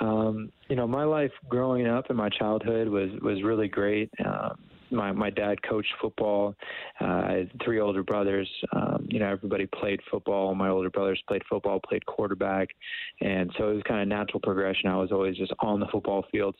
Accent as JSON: {"language": "English", "town": "Camarillo", "region": "California", "country": "United States", "tie": "born or raised there", "also_born_or_lived": "Calgary, Canada", "moved": "as an adult", "said": "growing up in Camarillo was great"}